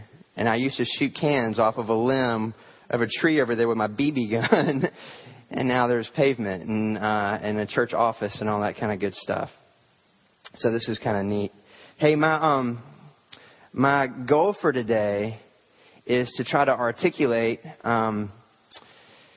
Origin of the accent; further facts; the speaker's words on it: the South, United States; I grew up here in the South